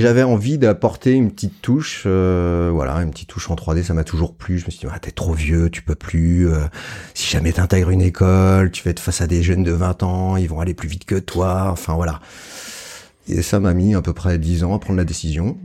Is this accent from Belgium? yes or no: no; Montpellier, Occitania, France; je suis de Montpellier